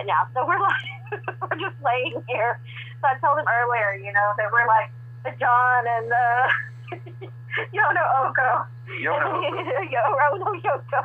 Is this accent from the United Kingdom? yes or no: no; Texas, United States; I'm from Texas. I'm barely educated